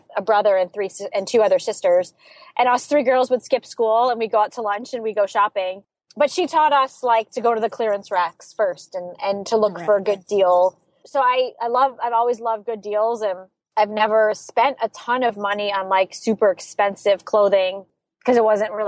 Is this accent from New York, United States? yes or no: yes; Saratoga Springs, New York, United States; I grew up in Saratoga Springs, New York